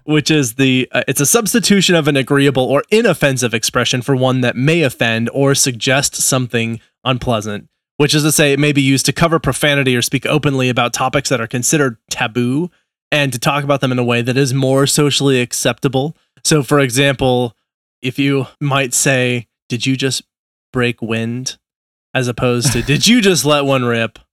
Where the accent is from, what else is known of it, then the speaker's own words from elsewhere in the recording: Nebraska, United States; I was born in Nebraska.